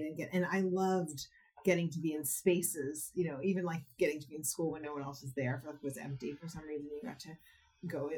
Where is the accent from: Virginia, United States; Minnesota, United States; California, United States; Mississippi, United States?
California, United States; Berkeley; I grew up in Berkeley in the '70s, going back and forth between my parents' house